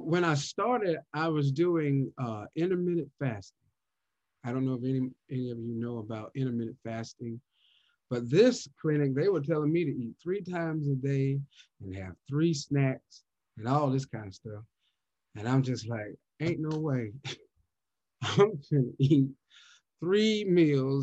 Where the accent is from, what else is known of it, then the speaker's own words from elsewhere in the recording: the South, United States; I'm from the South, so you know they gonna cook for Christmas